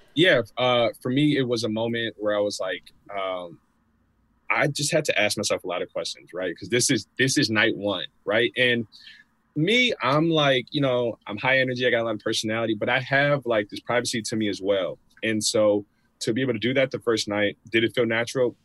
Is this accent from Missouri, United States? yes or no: no; Chicago, Illinois, United States; I'm 31 from the Chicagoland area